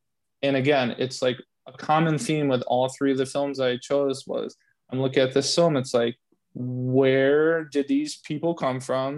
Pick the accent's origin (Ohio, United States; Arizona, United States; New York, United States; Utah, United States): New York, United States; Binghamton; I grew up in Binghamton, New York, and there was no art house to be found. I had to drive an hour to Ithaca